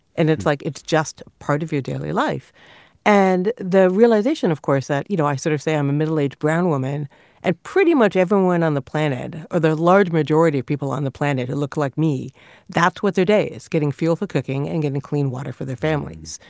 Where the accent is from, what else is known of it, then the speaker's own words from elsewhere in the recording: Canada; a small child growing up in Canada